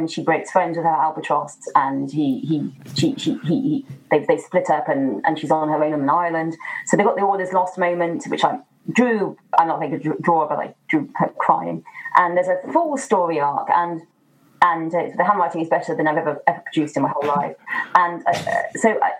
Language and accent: English; Midlands, United Kingdom; I grew up in the Midlands